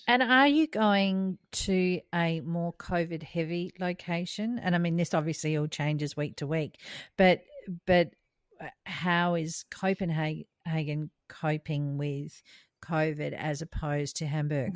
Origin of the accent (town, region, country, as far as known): Australia; moved away; also born or lived in United States